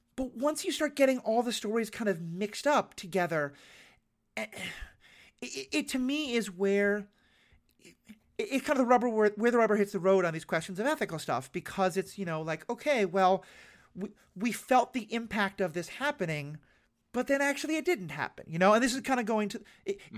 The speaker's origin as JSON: {"language": "English", "region": "New York", "country": "United States", "said": "I'm from New York"}